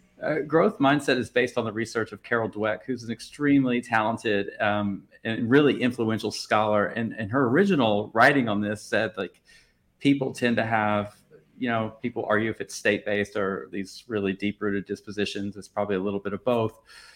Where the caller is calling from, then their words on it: Paris, Île-de-France, France; I'm calling in from Paris, France.